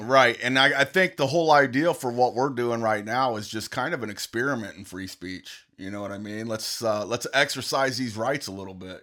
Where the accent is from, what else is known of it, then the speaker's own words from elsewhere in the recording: United States; I'm just an American.